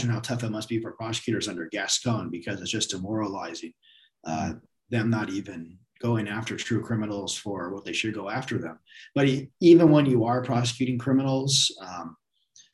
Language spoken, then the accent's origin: English; Lake Forest, California, United States; I grew up in Orange County, grew up in Lake Forest